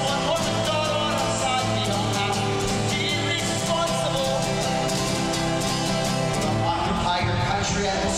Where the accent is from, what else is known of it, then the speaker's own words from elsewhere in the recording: Pittsburgh, Pennsylvania, United States; I'm from Pittsburgh, Pennsylvania.